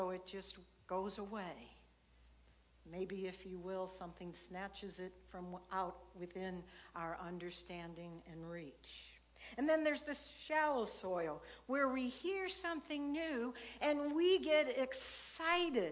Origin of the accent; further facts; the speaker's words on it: Illinois, United States; I grew up in Illinois